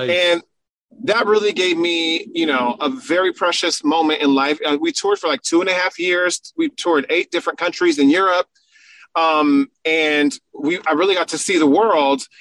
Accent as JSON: {"language": "English", "town": "San Diego", "region": "California", "country": "United States", "said": "Because, mind you, I'm from San Diego, California, and we don't do no snow, you know?"}